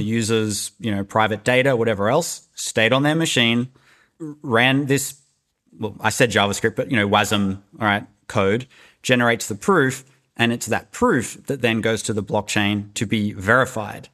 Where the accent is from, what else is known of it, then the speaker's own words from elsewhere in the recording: Australia; moved away; also born or lived in Silicon Valley; I'm Australian